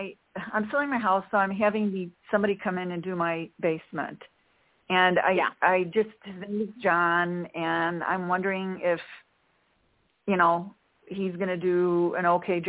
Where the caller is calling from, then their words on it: Chicago, Illinois, United States; Hi, this is … from Chicago.